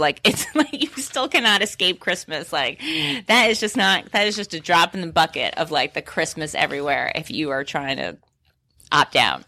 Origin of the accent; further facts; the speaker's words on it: New York City, New York, United States; I grew up in New York City